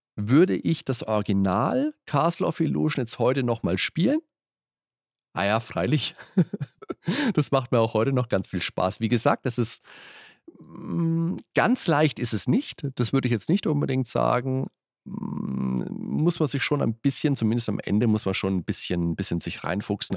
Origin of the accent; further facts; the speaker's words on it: Würzburg, Bavaria, Germany; bei uns in Würzburg